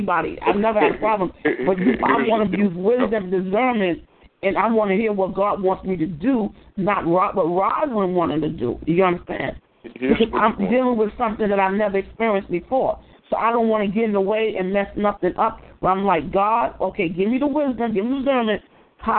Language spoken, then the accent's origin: English; New York, United States; We're from New York.